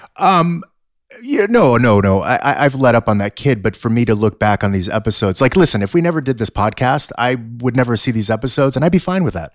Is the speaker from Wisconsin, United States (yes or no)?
no; Los Angeles, California, United States; I was born in Sun Valley, uh, right here in the San Fernando Valley